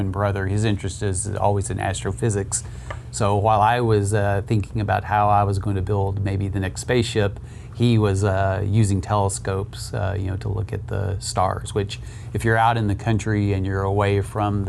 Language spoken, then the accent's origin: English; Southwest Oklahoma, United States; moved away as an adult; also born or lived in Boulder, Colorado; now in Ohio, United States; I grew up in Southwest Oklahoma